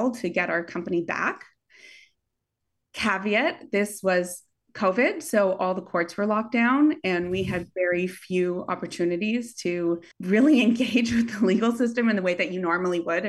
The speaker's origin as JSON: {"language": "English", "country": "Canada", "moved": "yes", "said": "I'm Canadian."}